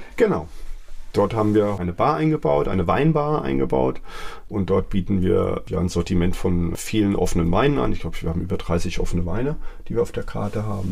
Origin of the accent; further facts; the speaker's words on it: Wiesbaden, Hesse, Germany; moved away as an adult; now in Mainz, Germany; ich bin in Mainz-Kastell aufgewachsen